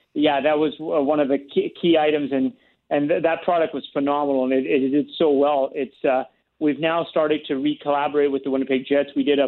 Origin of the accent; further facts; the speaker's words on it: Uganda; now in Canada; my shirt is a Canadian shirt with the Ugandan flag on the sleeve, because I came from Uganda.